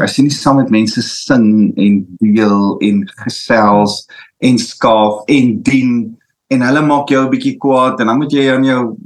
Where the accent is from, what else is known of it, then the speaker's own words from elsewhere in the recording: South Africa; ons Afrikaners